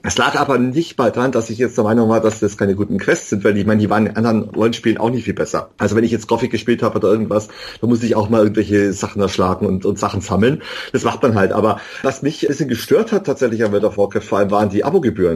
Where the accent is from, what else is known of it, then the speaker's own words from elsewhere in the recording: Bavaria, Germany; Ich komme vom Land aus Bayern